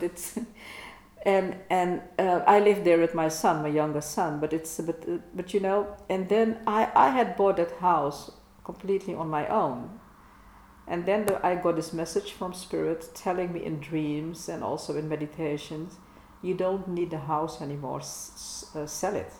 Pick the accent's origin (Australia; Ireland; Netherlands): Netherlands; English is a second language; we are Dutchies, we dare to speak English